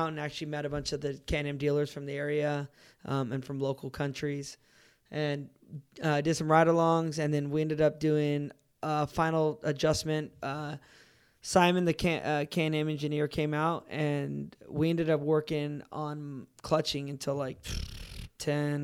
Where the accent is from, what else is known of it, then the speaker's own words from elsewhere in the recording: United States; as an American